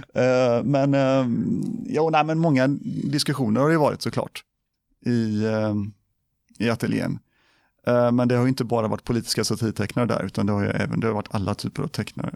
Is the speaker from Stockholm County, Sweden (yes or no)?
no; Gothenburg, Västra Götaland, Sweden; moved away as an adult; also born or lived in Biskopsgården, Gothenburg; now in Borås, Sweden; jag föddes, föddes i Biskopsgården. Där, ja. Jag bodde där tills jag var sex år. Sen så flyttade vi till Kärra. Ja på Hisingen. Eh, och där bodde jag tills jag flyttade hemifrån.